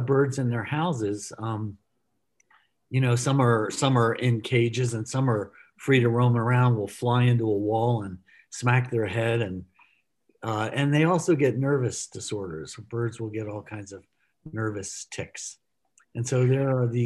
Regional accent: Texas, United States; as a kid, I grew up in Texas at an early age

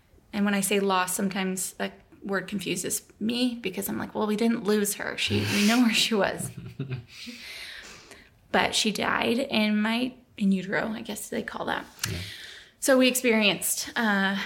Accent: Tacoma, Washington, United States; moved away as an adult; now in Texas, United States; I moved from Tacoma to Texas to do the internship where we met, I ended up moving back home

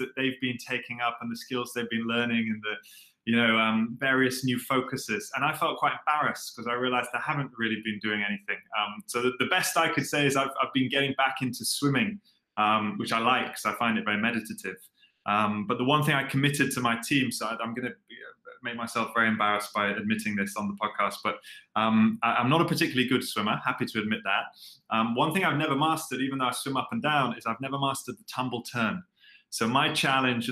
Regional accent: London, United Kingdom; moved away as an adult; now in Singapore; So I'm originally from London, so I'm British

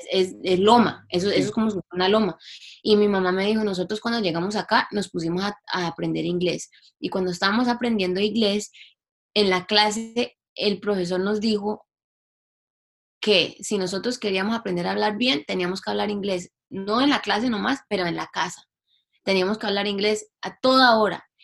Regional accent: Toronto, Ontario, Canada; also born or lived in Cali, Colombia; porque yo nací en Toronto, mi familia es de Cali, pero yo nací en Toronto

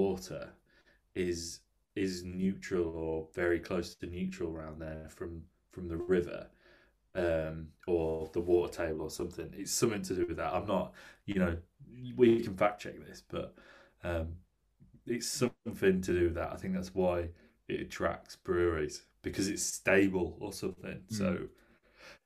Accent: United Kingdom; I'm from the Midlands, and, you know, the Coors factory is there in Burton, where I went to college

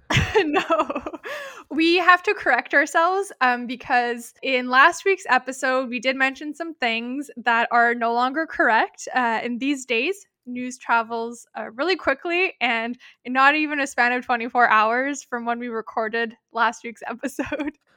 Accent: Canada; we're Canadian

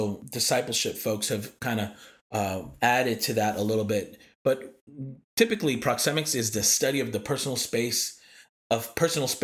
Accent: New York, United States; moved away; also born or lived in East Coast; as a New Yorker

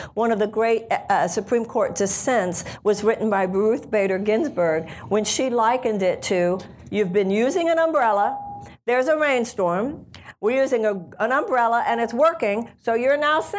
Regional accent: United States; The issue of voting rights is very close to me, both in my life and in my campaign, just because I'm an American, obviously

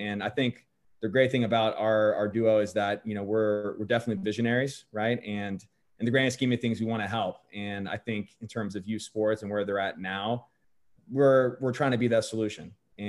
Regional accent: Fayetteville, Georgia, United States; I grew up in Fayetteville and I played in East Cobb

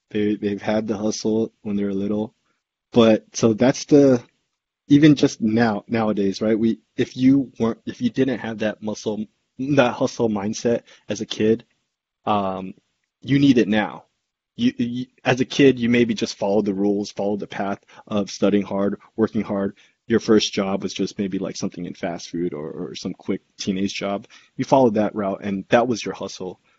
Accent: San Jose, California, United States; where we grew up in San Jose as kids in our elementary schools.

